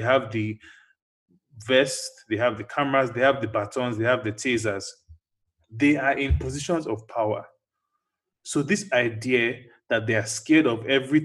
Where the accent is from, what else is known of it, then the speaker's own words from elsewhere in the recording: United States; growing up in America as a black child